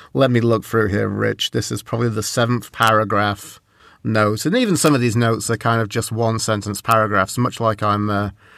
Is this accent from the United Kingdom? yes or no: no; Canada; as a Canadian